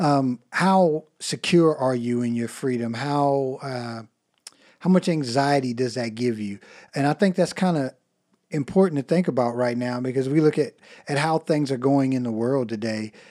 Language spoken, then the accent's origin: English; United States; as Americans